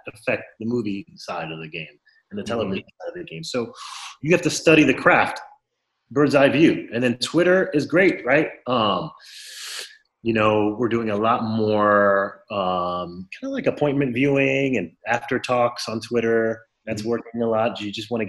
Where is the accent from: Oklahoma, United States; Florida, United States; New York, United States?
Florida, United States; Miami; I grew up in Florida, in Miami, Florida